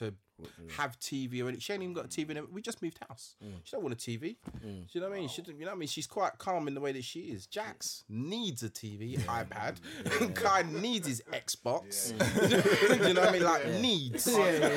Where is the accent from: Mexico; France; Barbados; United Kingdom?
United Kingdom; Mitcham, London; I'm from Mitcham, innit? Grew up in Mitcham